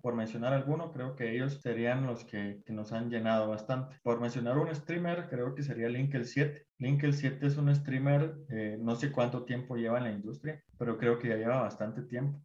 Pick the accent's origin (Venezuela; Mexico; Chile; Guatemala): Guatemala; como guatemaltecos